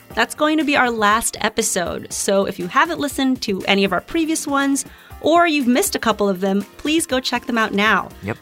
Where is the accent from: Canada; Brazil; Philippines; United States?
Philippines; moved away; growing up in the Philippines, I think we understood almost implicitly there was value in learning English